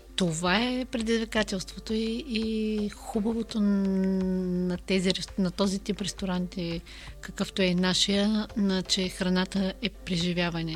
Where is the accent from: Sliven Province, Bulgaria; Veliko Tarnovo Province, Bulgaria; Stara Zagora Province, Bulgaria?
Sliven Province, Bulgaria; Nova Zagora; moved away; also born or lived in Burgas; аз съм родом от Нова Загора и винаги ме свързват а, с а, Бургас